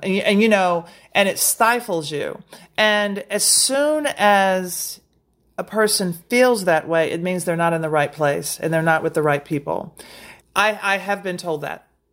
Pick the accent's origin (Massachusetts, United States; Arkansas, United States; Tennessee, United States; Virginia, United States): Tennessee, United States; Nashville; moved away; also born or lived in Brooklyn; I'm from Nashville